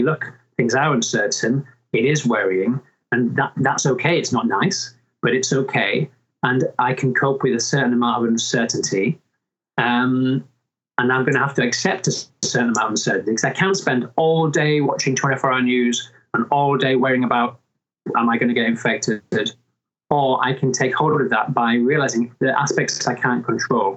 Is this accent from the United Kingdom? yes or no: yes; Mirfield, Yorkshire and the Humber, United Kingdom; moved away as an adult; also born or lived in London; I was born and brought up in Murfield near Dewsbury